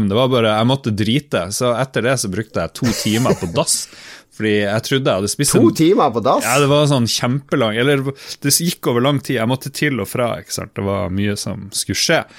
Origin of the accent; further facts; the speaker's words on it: Harstad, Troms, Norway; Vi er jo fra Harstad begge to.